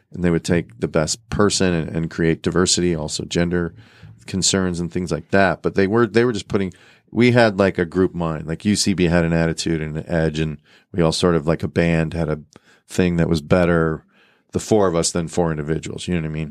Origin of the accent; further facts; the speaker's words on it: Chicago, Illinois, United States; moved away as an adult; also born or lived in New York; now in Los Angeles, United States; I'm from Chicago, so that was my home, and I have a very you know pretty close family, and all my siblings are still there